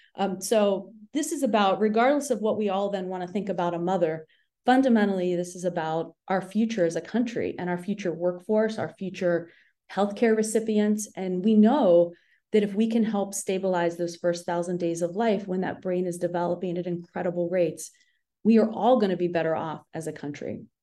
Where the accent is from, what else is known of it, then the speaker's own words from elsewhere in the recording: Appalachia, United States; moved away; I grew up in the Appalachian foothills on the Ohio West Virginia border, and I witnessed poverty firsthand every day of my childhood